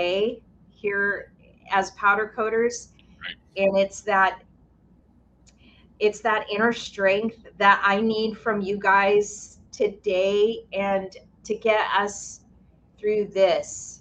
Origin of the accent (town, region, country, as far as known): Lahaina, Hawaii, United States; born or raised there; now in Maui, United States